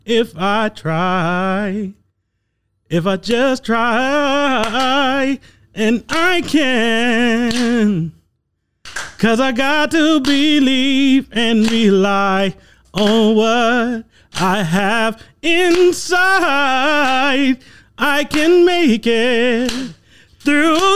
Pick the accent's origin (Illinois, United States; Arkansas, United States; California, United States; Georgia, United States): Illinois, United States; Decatur; from Decatur, Illinois